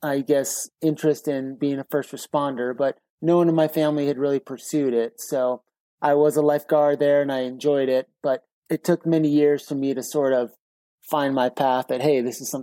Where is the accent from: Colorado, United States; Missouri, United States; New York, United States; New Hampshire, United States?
New Hampshire, United States; moved away as an adult; also born or lived in Seattle / California / Los Angeles; I grew up in New Hampshire, hiking the White Mountains